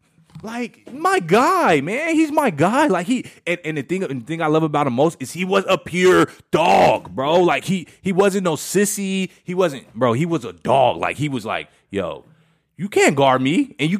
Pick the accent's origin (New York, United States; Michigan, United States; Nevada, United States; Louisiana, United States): Nevada, United States; Las Vegas; Las Vegas, Nevada.